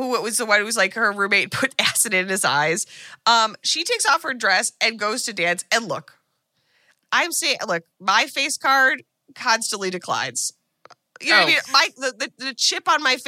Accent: United States; as an American

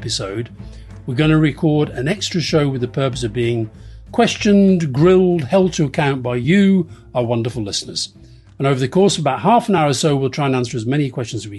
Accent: Keighley, Yorkshire and the Humber, United Kingdom; I was born in Keighley in Yorkshire, and I had to walk to get to school through this area

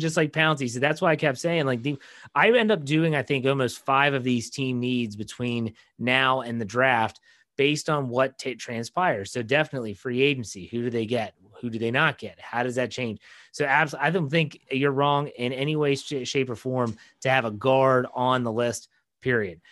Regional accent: West Virginia, United States; I'm from West Virginia

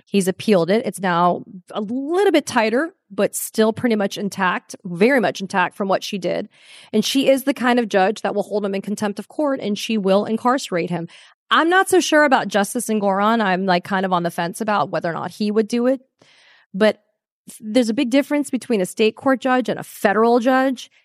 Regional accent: Florida, United States; I'm from Florida

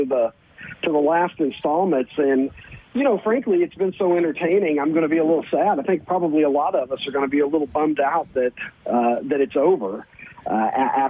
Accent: Kentucky, United States; moved away as an adult; now in Chicago, United States; I was born and raised in Kentucky. So I lived until I was in my early 30s in Kentucky

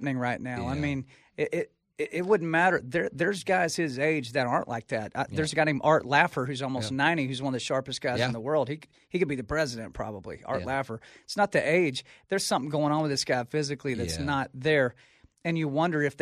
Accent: Texas, United States; I'm from Texas. Mm-hmm. I grew up in a neighborhood called Tierra Grande

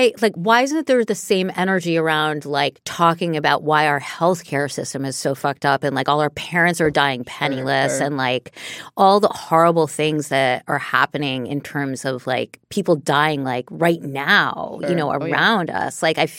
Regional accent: New York City, New York, United States; Cause like I grew up in New York City, as we all know. I grew up in New York City.

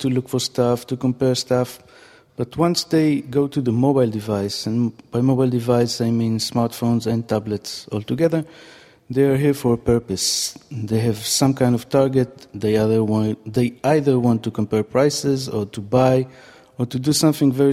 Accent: Israel; I'm from Israel.

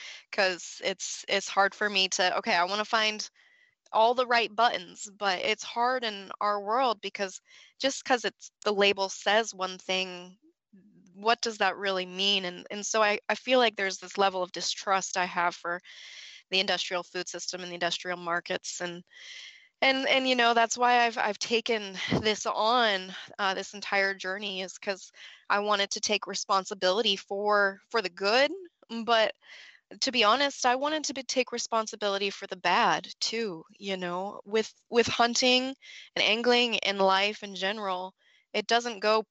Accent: Colorado, United States; moved away as an adult; also born or lived in Fort Collins, Colorado; now in Georgia, United States; I grew up in Colorado

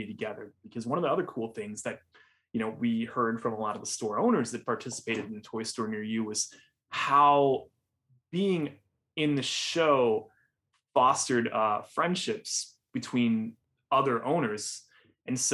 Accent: Northwest Indiana, United States; I grew up in Northwest Indiana

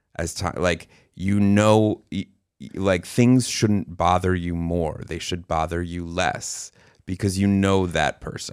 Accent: New York City, New York, United States; also born or lived in Arizona; we're from New York City Jews

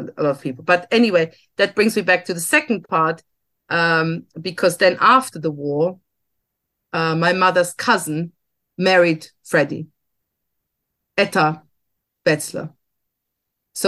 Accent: Germany; I grew up in Germany as a daughter of two survivors because my parents emigrated to Germany in the 60s

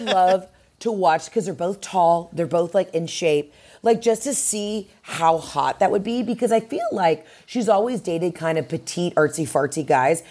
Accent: Atlanta, Georgia, United States; in Atlanta at the Fox Theater, which is my hometown spot

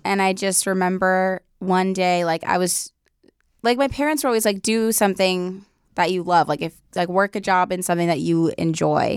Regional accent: Los Angeles, California, United States; I'm from the Valley, so, um, like West Hills, like the West Valley.

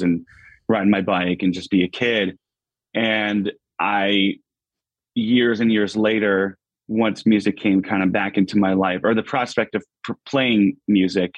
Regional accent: Pittston, Pennsylvania, United States; A little suburb outside called Pittston, Pennsylvania.

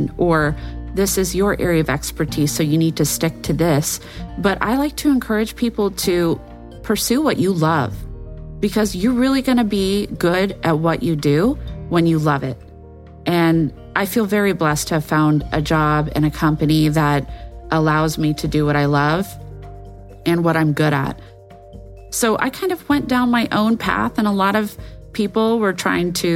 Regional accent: United States; an American intelligence analyst with a military background

